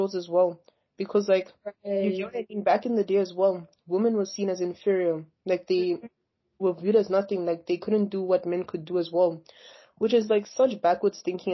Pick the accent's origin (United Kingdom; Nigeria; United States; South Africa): South Africa; moved away; history class back in South Africa